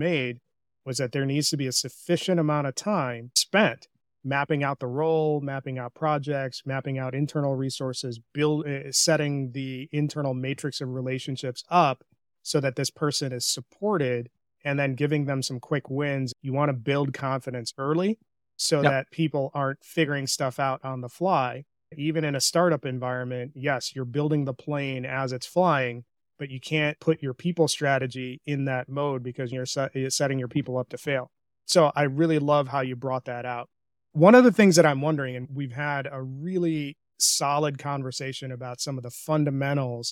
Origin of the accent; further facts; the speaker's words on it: India; I'm an Indian. So our communication style from a cultural perspective is pretty direct